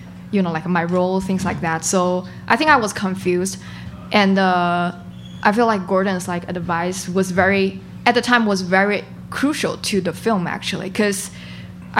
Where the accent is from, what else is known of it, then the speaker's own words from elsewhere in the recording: China; moved away as an adult; now in United States; I was born and raised in China and I finished my college in China